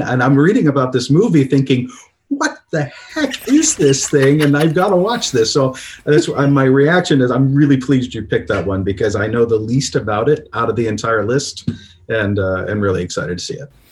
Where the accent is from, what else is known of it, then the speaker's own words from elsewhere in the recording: Toledo, Ohio, United States; Born and raised in Toledo, graduated from the University of Toledo